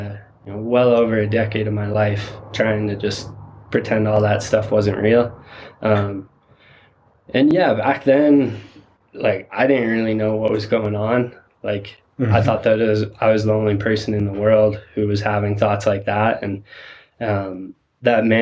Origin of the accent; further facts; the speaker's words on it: Silverthorne, Colorado, United States; also born or lived in Vail, Colorado; I grew up just over the pass in Summit County in Silverthorne, and I was born in Vail